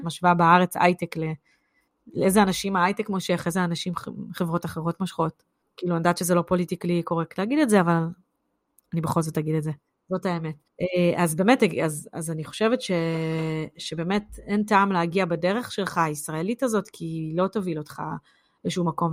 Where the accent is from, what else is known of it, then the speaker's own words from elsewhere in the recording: Israel; now in United Kingdom; אנחנו כישראלים